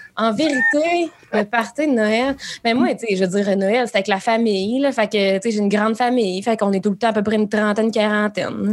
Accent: Rouyn-Noranda, Quebec, Canada; j'ai pas grandi à Galichan, genre, tu sais, j'ai grandi à Rouen, fait que je suis comme pas tant la campagne

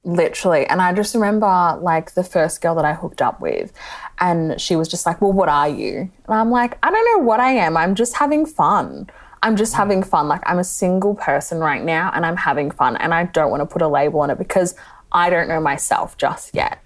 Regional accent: Melbourne, Victoria, Australia; now in Geelong, Australia; I live in Geelong, but I grew up in Melbourne

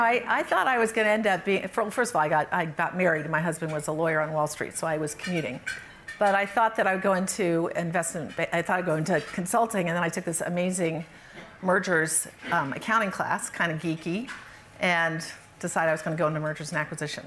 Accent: California, United States; also born or lived in England; I was born in England, mostly grew up in California.

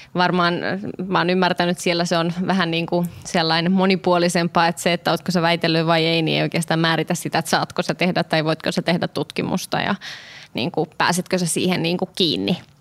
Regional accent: Kouvola, Kymenlaakso, Finland; now in Helsinki, Finland; Nyt meitä on kaksi Kouvolasta.

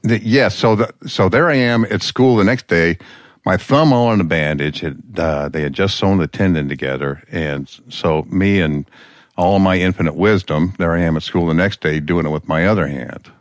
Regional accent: Peoria, Illinois, United States; also born or lived in Nome, Alaska; now in Alaska, United States; Peoria, Illinois

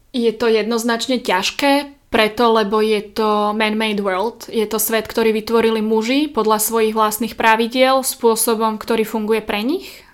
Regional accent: Slovakia; zo Slovenska sme

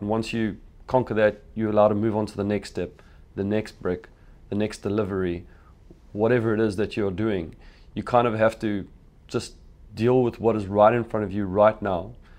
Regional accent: Phalaborwa, Limpopo, South Africa; I grew up in Pellabora

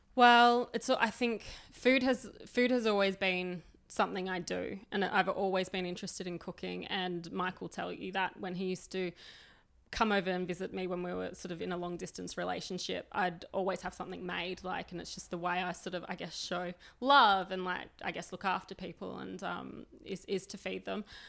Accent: Sydney, New South Wales, Australia; moved away as an adult; now in Melbourne, Australia; I grew up in New South Wales. I grew up in very working class Western suburbs.

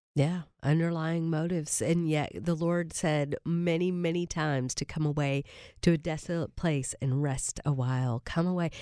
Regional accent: Kentucky, United States; now in Nashville, United States; My husband and I both born and raised in Kentucky

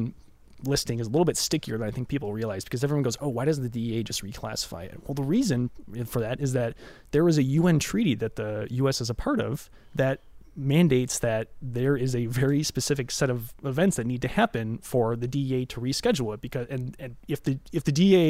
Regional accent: Chicago, Illinois, United States; I'm from Chicago

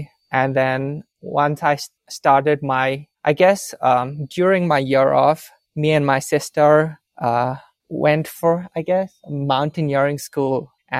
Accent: Bangalore, Karnataka, India; English is a second language; also born or lived in Melbourne; Not married. I'm 28 years old, originally from India. Spent the last couple of years in Melbourne. Yeah, I'm from Bangalore, South India.

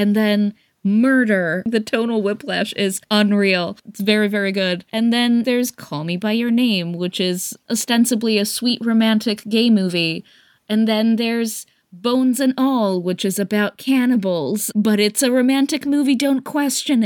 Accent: Greece; moved away; because I grew up in Greece

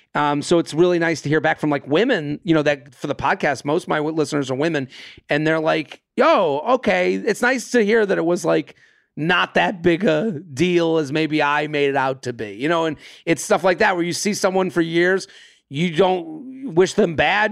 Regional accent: outside of Boston, Massachusetts, United States; I'm from outside of Boston. I grew up outside of Boston

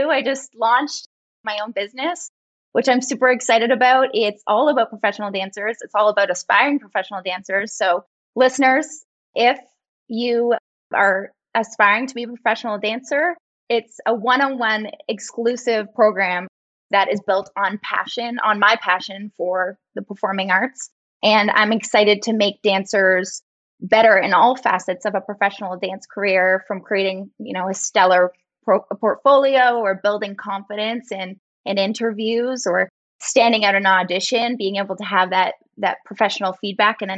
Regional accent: Toronto, Ontario, Canada; now in Los Angeles, United States; I grew up in Toronto, Canada

